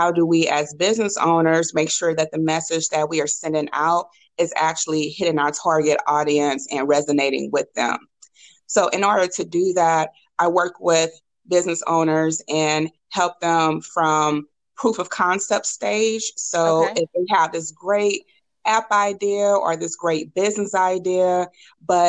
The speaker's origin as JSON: {"language": "English", "town": "St. Louis", "region": "Missouri", "country": "United States", "tie": "born or raised there", "also_born_or_lived": "Boston", "moved": "as an adult", "said": "I'm from St. Louis, grew up in North St. Louis"}